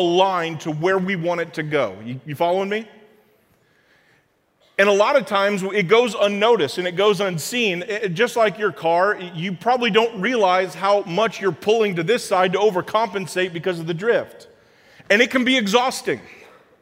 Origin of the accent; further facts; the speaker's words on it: Springfield, Illinois, United States; I grew up in Springfield, and so downstate in Illinois